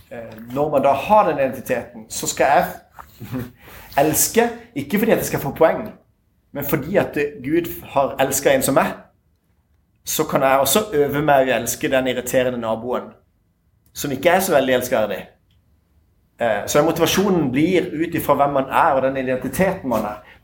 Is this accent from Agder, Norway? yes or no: no; Tønsberg, Vestfold, Norway; Jeg er fra Tønsberg.